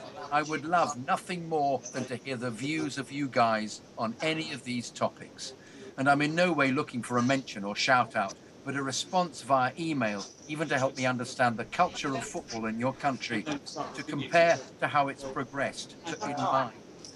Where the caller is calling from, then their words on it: Philadelphia, Pennsylvania, United States; especially since I'm from Philadelphia, where the 76ers have tanked for years